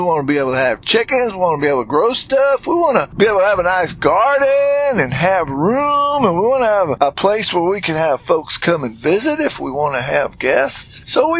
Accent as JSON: {"language": "English", "region": "New England", "country": "United States", "tie": "born or raised there", "said": "I certainly got used to that slow and easy talk because I'm from New England and was born and raised up there"}